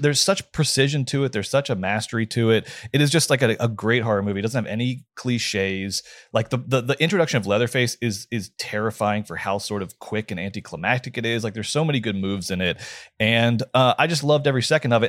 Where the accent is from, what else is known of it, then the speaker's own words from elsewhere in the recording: Georgia, United States; I'm from the South